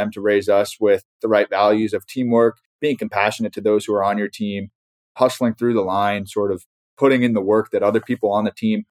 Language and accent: English; Kingston, New York, United States; we grew up in Kingston, New York, in the Hudson Valley, just 2 hours north of New York City. We're super close in age. Today, I'm 29, …'s 28, …'s 26.